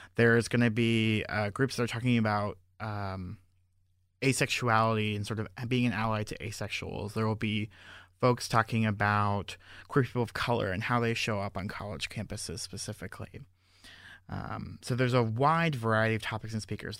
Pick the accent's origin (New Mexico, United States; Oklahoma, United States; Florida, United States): Florida, United States; Fort Lauderdale; moved away as an adult; also born or lived in Georgia / Lake Worth, Florida; I'm originally from Fort Lauderdale, Florida